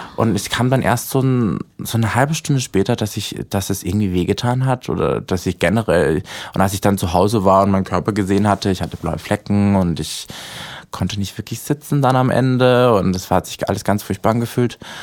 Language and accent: German; Austria; now in Berlin, Germany; ich komme ja eigentlich aus Österreich